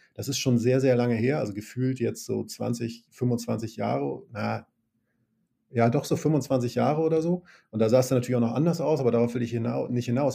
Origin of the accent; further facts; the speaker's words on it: Northern Germany, Germany; ich stamme aus Norddeutschland